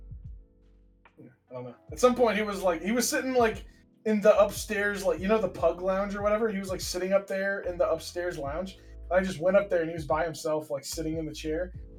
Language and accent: English; United States; the States